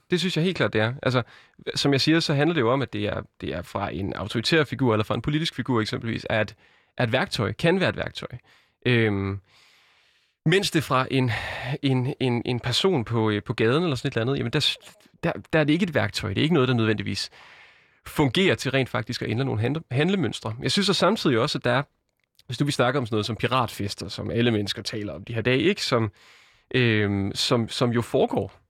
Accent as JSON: {"language": "Danish", "area": "a small town outside Randers", "region": "Central Denmark Region", "country": "Denmark", "tie": "born or raised there", "lives_now": "Aarhus, Denmark", "said": "jeg er født i Aarhus, vokset op i en lille by uden for Randers"}